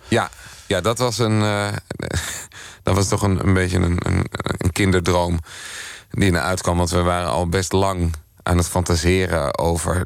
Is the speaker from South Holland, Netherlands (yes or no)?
yes; Gouda, South Holland, Netherlands; moved away as an adult; also born or lived in Amsterdam / Rotterdam; Gouda, waar ik overigens ook vandaan kom